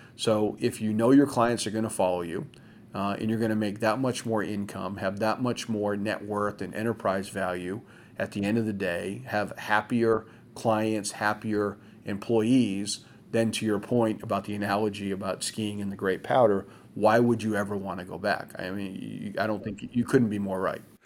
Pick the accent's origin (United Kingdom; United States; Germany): United States; Maine; my home state of Maine